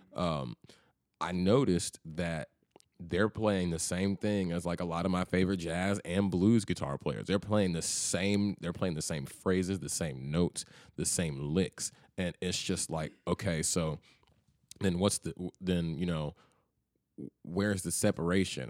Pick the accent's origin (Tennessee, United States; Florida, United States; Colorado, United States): Tennessee, United States; Memphis; moved away as an adult; also born or lived in Chattanooga; now in Nashville, United States; growing up in Memphis